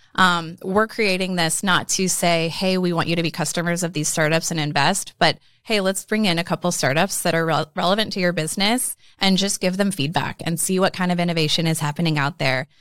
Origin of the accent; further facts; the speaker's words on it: Omaha, Nebraska, United States; so basically born and raised in Omaha